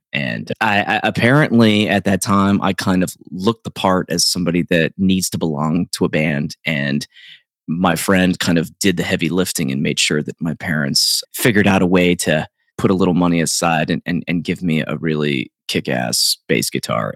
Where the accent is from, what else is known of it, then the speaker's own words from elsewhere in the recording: South Central Pennsylvania, United States; where I grew up in South Central Pennsylvania